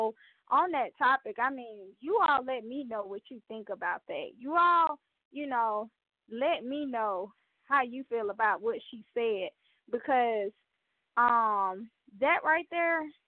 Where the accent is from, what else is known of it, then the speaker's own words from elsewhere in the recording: the South, United States; I'm from the South